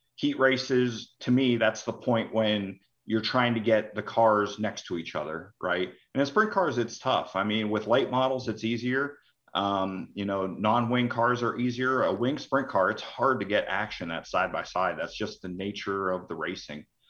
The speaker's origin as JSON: {"language": "English", "town": "Hubbard", "region": "Ohio", "country": "United States", "tie": "born or raised there", "said": "I grew up in Hubbard, Ohio, which is outside of Youngstown"}